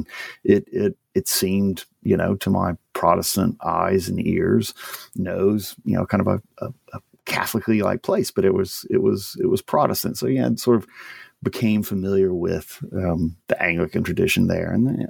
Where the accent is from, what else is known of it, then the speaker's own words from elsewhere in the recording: Louisiana, United States; So I grew up in Louisiana, family's all from there.